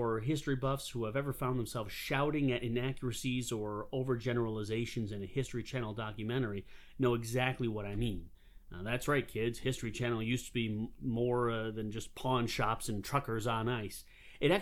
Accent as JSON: {"language": "English", "region": "Western New York", "country": "United States", "moved": "yes", "lives_now": "South Carolina, United States", "said": "I'm originally from Western New York, but for many years now, I have made my home in the great state of South Carolina"}